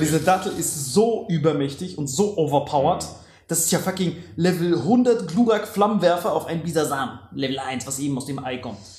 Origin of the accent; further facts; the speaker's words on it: Germany; Bei uns in Deutschland